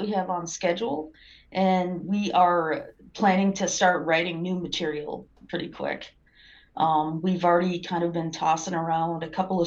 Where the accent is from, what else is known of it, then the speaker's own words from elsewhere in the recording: Minnesota, United States; I grew up in Minnesota